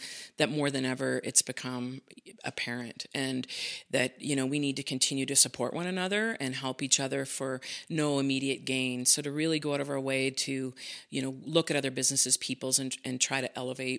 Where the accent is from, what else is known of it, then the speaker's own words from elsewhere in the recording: Saint John, New Brunswick, Canada; now in Calgary, Canada; I grew up in New Brunswick, in St. John, New Brunswick. So I spent most of my childhood there.